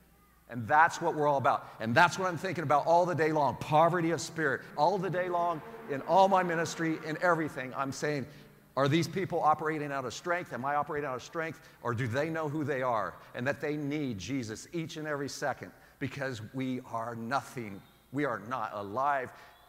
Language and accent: English; Portland, Oregon, United States; now in San Diego, United States; I know it doesn't rain a lot here in San Diego, but it rains a lot in Portland, Oregon. So maybe I'm bringing that from Portland, Oregon about the rain.